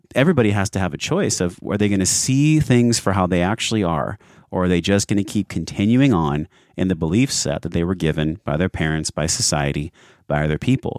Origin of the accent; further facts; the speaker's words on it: San Diego, California, United States; I grew up in San Diego